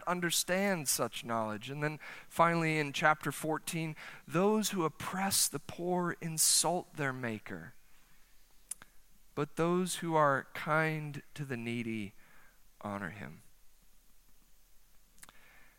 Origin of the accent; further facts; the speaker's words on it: United States; as American Christians